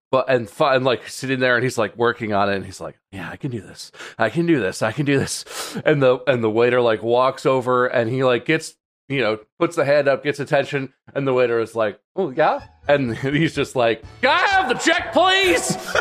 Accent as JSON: {"language": "English", "country": "United States", "said": "as an American"}